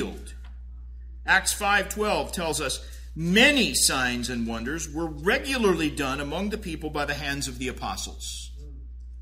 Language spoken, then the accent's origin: English; Tulsa, Oklahoma, United States; I grew up in Tulsa